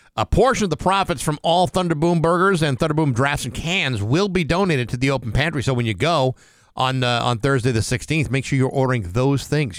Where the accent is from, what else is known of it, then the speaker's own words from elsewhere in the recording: Rehoboth, Massachusetts, United States; my hometown. Rehoboth, Massachusetts